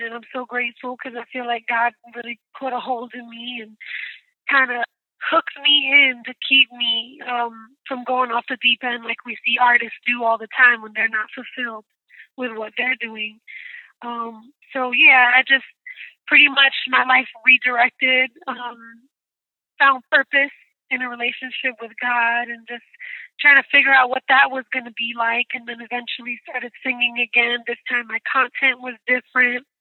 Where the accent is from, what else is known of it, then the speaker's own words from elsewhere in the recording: New York City, New York, United States; I am from Brooklyn, New York